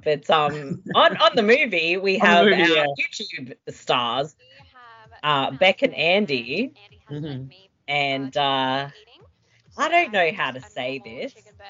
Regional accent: Adelaide, South Australia, Australia; moved away; I am from Adelaide originally

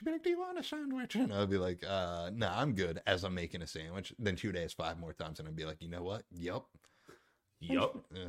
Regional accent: Bucks County, Pennsylvania, United States; accent: Pennsylvania Southern; people always thought I had, like, the Pennsylvania Southern. They're like, where are you from? And I'm like, I'm from here. And they're like, no, you're not. You have like a southern draw

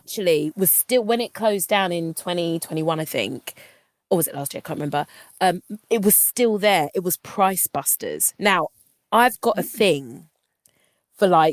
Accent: London, United Kingdom; also born or lived in Camberwell; I was born in Peckham, then we moved to Camberwell, and then sort of settled around just off Wharf Road

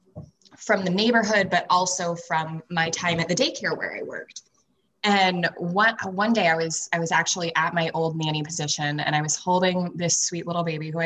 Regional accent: New Hampshire, United States; coming back home to my home state of New Hampshire when I was 20

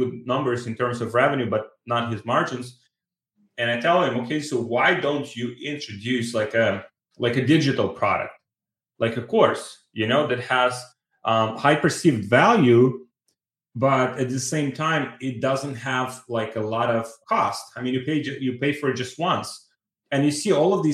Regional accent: Ukraine; moved away; I'm from Ukraine

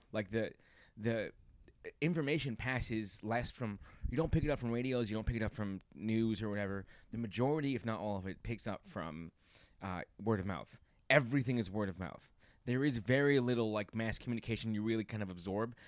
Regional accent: New York, United States; My family's from there, but I was raised here in New York.

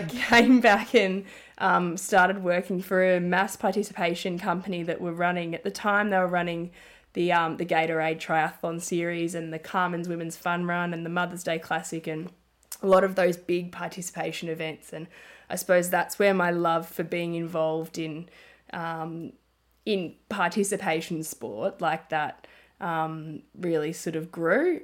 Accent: Melbourne, Victoria, Australia; also born or lived in Ballarat; I grew up in Melbourne and my family and friends are here

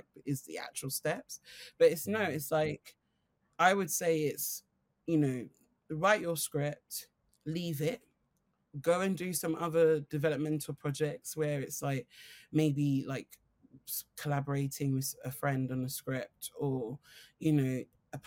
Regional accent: London, United Kingdom; I'm from Streatham

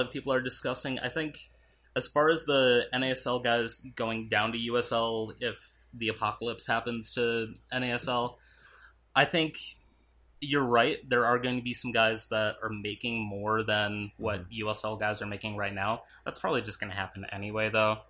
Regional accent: Minnesota, United States; moved away as an adult; also born or lived in Arizona; that was actually the same year I moved from Minnesota to Arizona

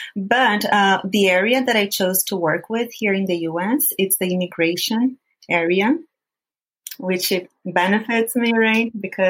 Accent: Brazil; first language Portuguese; English is a second language; moved away as an adult; now in United States; I am Brazilian and I live here in the U.S.

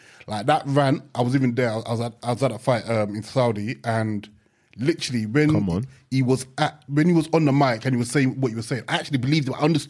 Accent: Nigeria; No, we're family Nigerian. Still.

